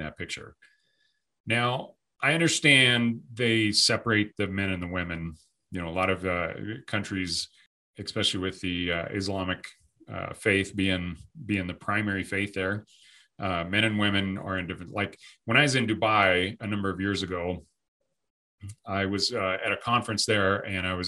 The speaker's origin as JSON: {"language": "English", "country": "United States", "said": "an American man, a veteran"}